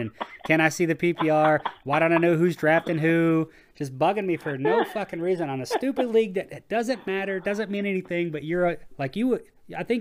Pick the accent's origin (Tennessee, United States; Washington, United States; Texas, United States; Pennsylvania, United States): Texas, United States; I'm from Texas